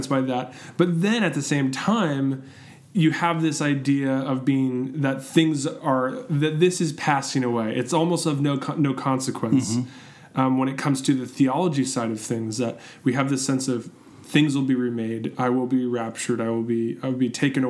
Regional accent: Southern California, United States; I grew up here in Southern California.

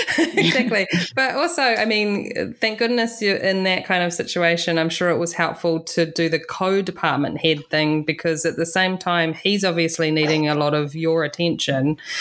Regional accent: New Zealand; I'm from New Zealand

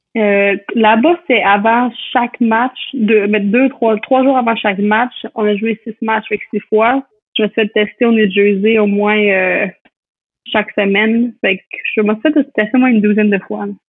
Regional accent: L'Ancienne-Lorette, Quebec, Canada; moved away as an adult; now in United States

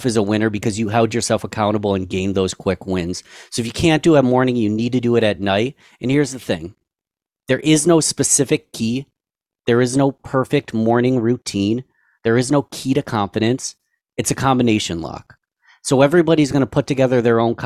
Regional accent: Rochester, New York, United States; my hometown of Rochester, New York

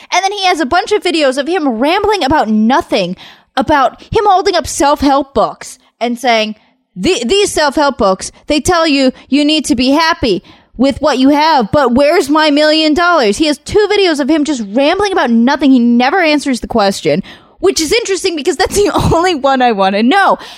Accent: Southern California, United States; I grew up in Southern California

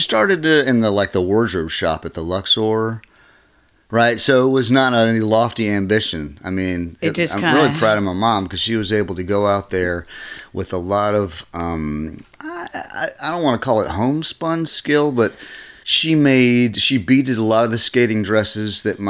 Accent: Lynchburg, Virginia, United States; born there; I was born in Lynchburg, Virginia.

